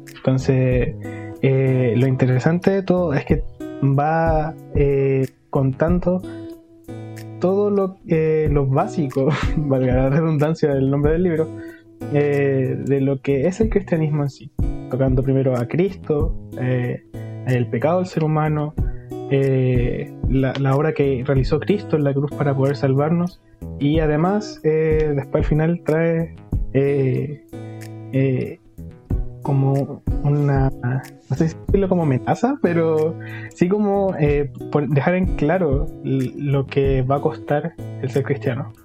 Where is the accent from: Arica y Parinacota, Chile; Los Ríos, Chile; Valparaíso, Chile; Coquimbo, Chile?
Los Ríos, Chile; Los Lagos; also born or lived in Concepción; soy de la ciudad de Los Lagos, de la comuna de Los Lagos, de la región de Los Ríos, ya, al sur de Chile.